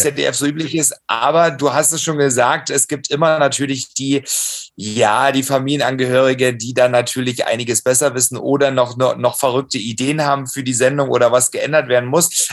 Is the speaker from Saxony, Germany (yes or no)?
yes; Saxony, Germany; moved away; mit meiner Cousine in Dresden zu feiern, in meinem Heimatbundesland